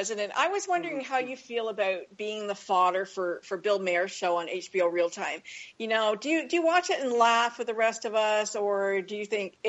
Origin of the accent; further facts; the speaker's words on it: Canada; this is very near and dear to my heart being Canadian.